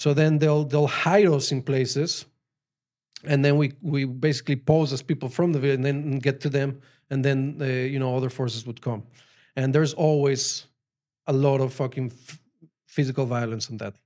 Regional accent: Mexico City, Mexico; English is a second language; moved away as an adult; also born or lived in Colorado, United States; now in Israel; I grew up in Mexico. Like, I went all the way to high school. I was just in Mexico. Mexico City

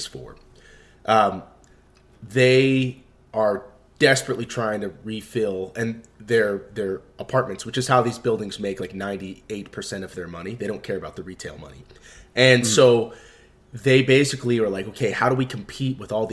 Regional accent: Maryland outside DC, United States; also born or lived in Washington, D.C.; I grew up in Maryland outside DC, so like DC was home.

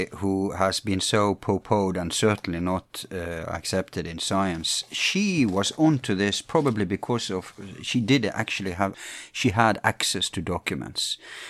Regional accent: England, United Kingdom; being English

